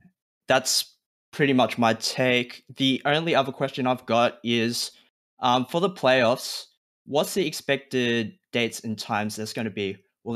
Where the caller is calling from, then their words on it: Melbourne, Victoria, Australia; I'm calling from Melbourne, Australia.